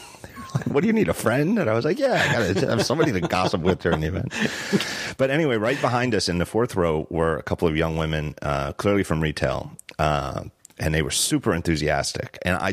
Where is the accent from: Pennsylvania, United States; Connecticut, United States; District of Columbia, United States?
Pennsylvania, United States; Philadelphia; I was like, I'm from Philly.